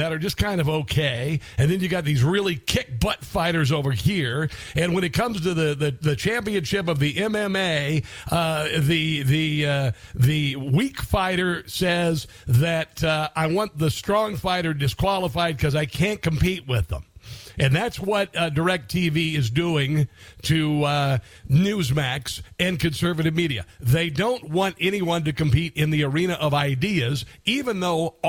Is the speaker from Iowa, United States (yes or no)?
yes; Iowa, United States; moved away as an adult; also born or lived in Columbia, Missouri; I was a kid from Iowa, living in a small town of Columbia, Missouri